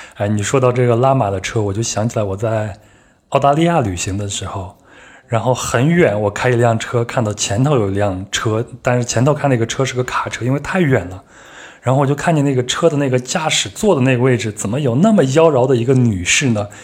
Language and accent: Chinese; Henan, China; 又靠我老家